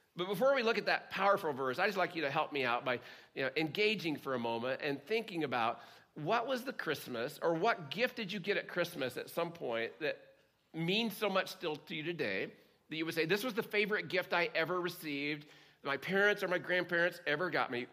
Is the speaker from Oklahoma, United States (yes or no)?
yes; Oklahoma, United States; growing up in Oklahoma